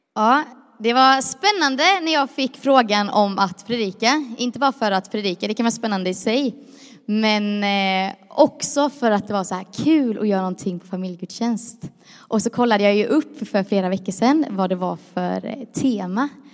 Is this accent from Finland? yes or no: no; Croatia; jag är ju kroat som en del vet, och är man kroat så tycker man om att vara lite överdriven